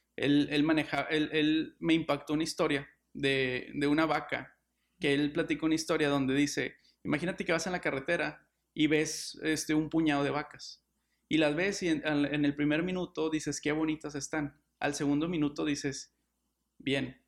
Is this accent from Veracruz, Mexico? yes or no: no; Monterrey, Nuevo León, Mexico; soy regio y soy abogado